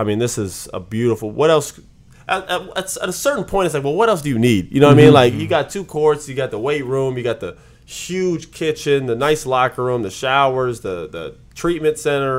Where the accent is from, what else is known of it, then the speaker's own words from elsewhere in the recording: West Coast, United States; moved away as an adult; now in Washington, United States; I'm from the West Coast.